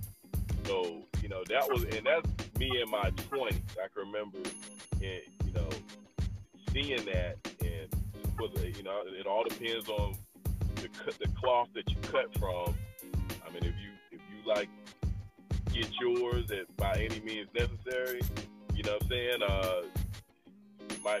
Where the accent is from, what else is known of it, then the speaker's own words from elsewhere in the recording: Atlanta, Georgia, United States; I'm from Atlanta